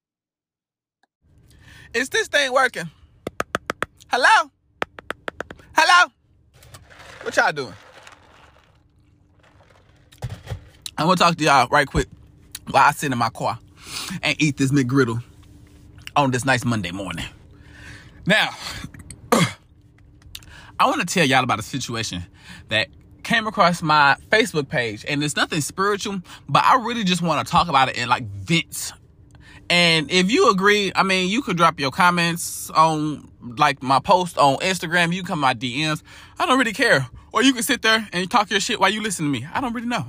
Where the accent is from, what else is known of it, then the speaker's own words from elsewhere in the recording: St. Louis, Missouri, United States; now in Houston, United States; I'm from Missouri, I'm from St. Louis, but I live in Houston, Texas